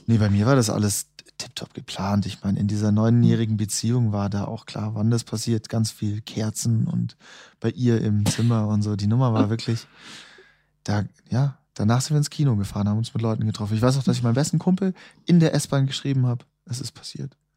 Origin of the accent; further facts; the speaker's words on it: Munich, Bavaria, Germany; moved away as an adult; also born or lived in Vienna; nach München, wo ich herkomme